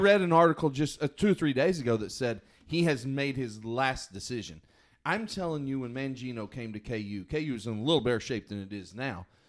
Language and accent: English; United States; I grew up on the South Canadian River